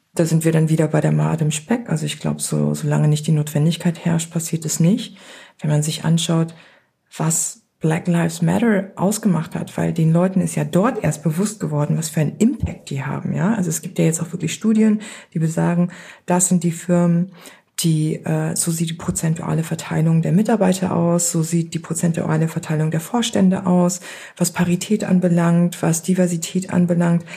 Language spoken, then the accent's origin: German; Beckum, North Rhine-Westphalia, Germany; meine Eltern, die sich damals noch nicht kannten, Mitte der 70er in das kleine Dorf Beckum gekommen in Nordrhein-Westfalen und da bin ich geboren worden.